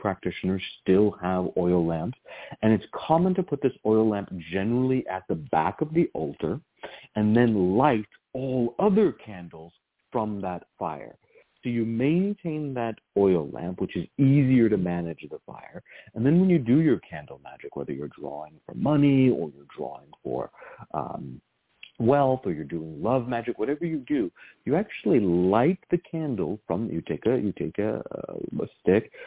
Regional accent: Virginia, United States; Where I grew up in Virginia, almost every single altar had some type of oil lamp

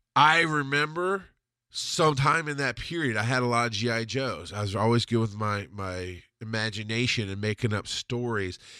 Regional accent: the South, United States; also born or lived in Camilla, Georgia; This was how I was raised in the South

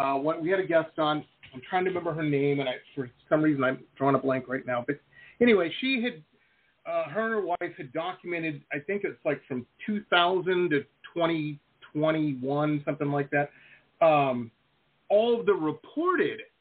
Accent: Detroit, Michigan, United States; I grew up in Detroit, Metro Detroit.

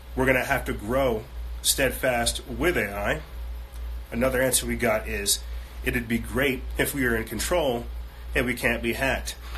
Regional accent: United States; I'm American.

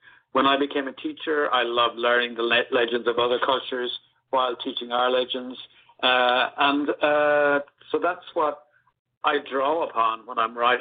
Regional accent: Ireland; when I was going to school back in the 70s and 80s, there really was only one culture in Ireland

